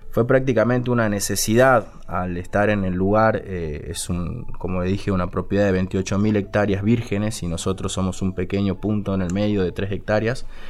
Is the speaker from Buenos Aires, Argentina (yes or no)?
no; Salta, Argentina; yo soy salteño